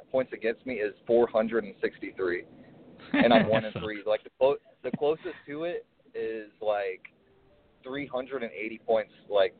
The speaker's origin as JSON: {"language": "English", "region": "Ohio", "country": "United States", "said": "I'm stationed down in Fort Rucker, Alabama. I'm from originally from Ohio, though."}